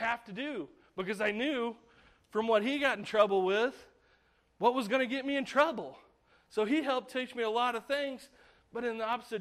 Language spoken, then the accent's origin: English; United States; as an American